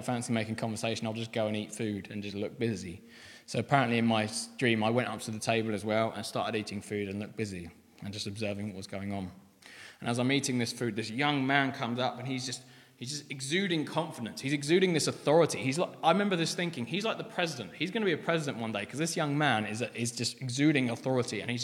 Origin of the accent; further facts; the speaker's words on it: Aldershot, South East England, United Kingdom; I was brought up in Aldershot